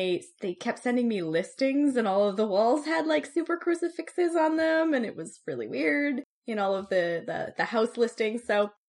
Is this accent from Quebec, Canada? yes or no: no; small British Columbian town, Canada; he came to my hometown, which 20-something years ago would have been, like, a very, very small town